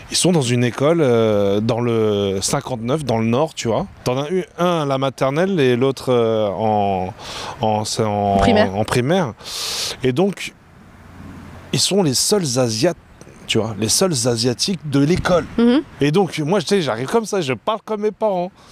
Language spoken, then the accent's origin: French; China; ils me trouvent différente, papa, je suis chinoise, tu vois